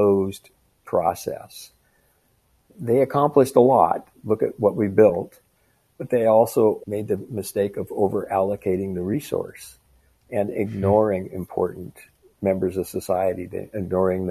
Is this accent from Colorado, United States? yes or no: yes; Colorado, United States; my home state of Colorado